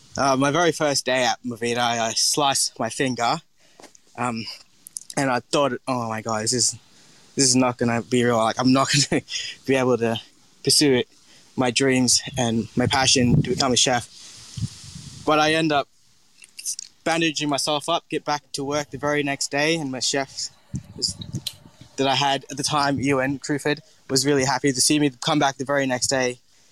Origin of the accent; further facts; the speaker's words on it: Townsville, Queensland, Australia; So my background, where I'm from, so I grew up in Townsville, which is the Bindal Warragurrka part people, and I've grew up there my whole life and love it.